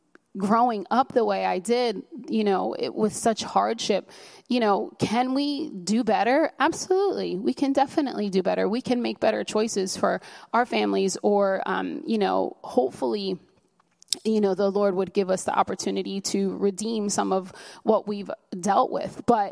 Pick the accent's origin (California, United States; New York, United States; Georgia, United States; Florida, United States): New York, United States; New York City; You know, I mean, we're from New York City. I've been to Fifth Avenue. We go to the fancy places and people look at us like, oh, can you honestly afford to be here?